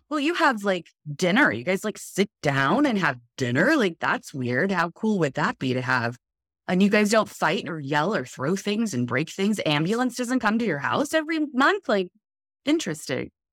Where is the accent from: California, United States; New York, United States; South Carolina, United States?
California, United States; Los Alamitos; I've been Southern California native my whole life. I was born in, um, in Southern California in Los Alamitos